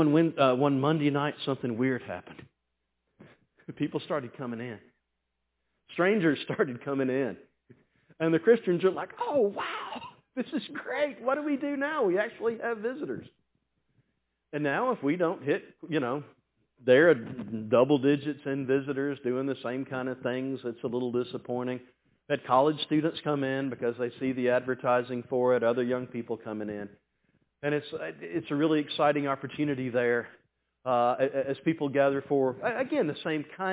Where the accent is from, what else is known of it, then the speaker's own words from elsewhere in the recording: the South, United States; I'm from the South